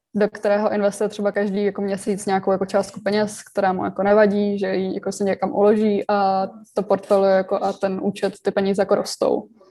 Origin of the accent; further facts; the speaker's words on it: Czechia; jsem se jako narodila, kde jsem se narodila tady v České republice